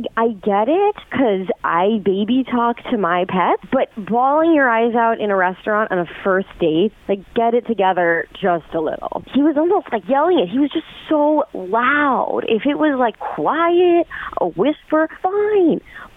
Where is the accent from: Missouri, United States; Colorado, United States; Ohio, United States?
Ohio, United States; Enon; I'm from Enon.